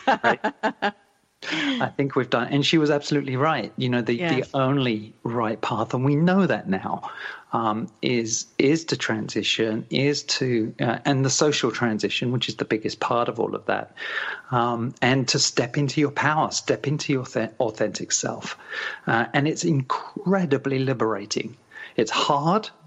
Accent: Canada; my hometown of Melton

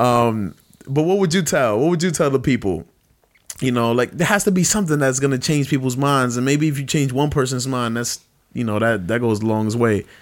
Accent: New York City, New York, United States; I'm come from Best Style Brooklyn

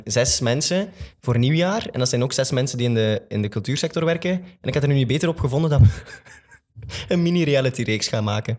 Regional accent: Flanders, Belgium; een van de grotere musicalartiesten bij ons in Vlaanderen

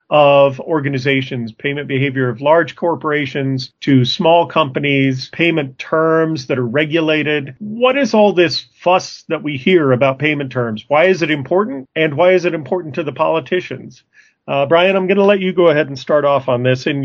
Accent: Arizona, United States; I'm from Arizona.

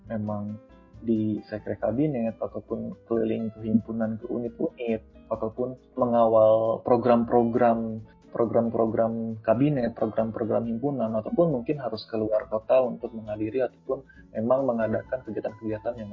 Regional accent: Tasikmalaya, West Java, Indonesia; saya ini uh, berasal dari Tasikmalaya suatu daerah lah kemarin kamu banyak Tasikmalaya di mana

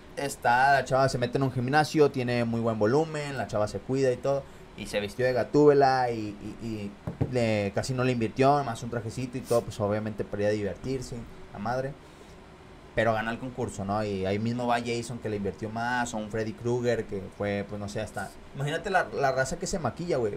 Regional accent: Monterrey, Nuevo León, Mexico; yo crecí ya para, para el sur de Monterrey

